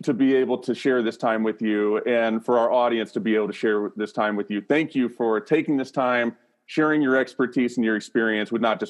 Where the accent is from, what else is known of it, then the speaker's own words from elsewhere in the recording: Nashville, Tennessee, United States; I'm also from Nashville.